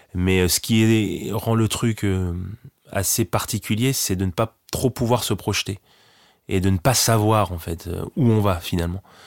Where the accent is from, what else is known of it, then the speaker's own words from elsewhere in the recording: Lillebonne, Normandy, France; c'est là où je vis, c'est là où j'ai grandi